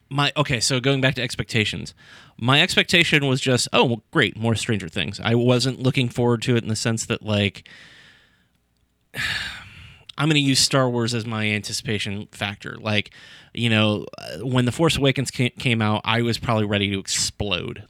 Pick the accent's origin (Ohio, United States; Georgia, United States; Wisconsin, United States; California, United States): Ohio, United States; Sandusky; I grew up in Sandusky